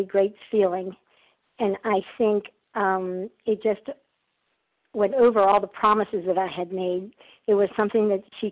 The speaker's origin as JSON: {"language": "English", "town": "Athens", "region": "Attica", "country": "Greece", "said": "I'm from Athens, Greece."}